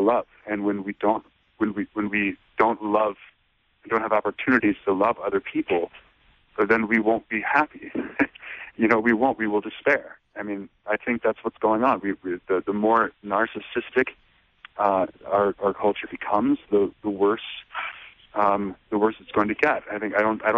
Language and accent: English; Racine, Wisconsin, United States; I grew up in Racine, Wisconsin